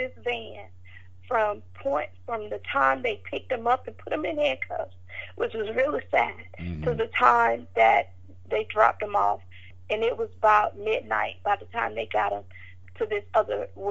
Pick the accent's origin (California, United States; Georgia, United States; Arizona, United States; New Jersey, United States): Georgia, United States; Marietta; accent: southern; also born or lived in Smyrna, Georgia; my southern accent, I was calling it Mac Allen. But when I got there, they corrected me and they said, no, it's McAllen. But I'm from Georgia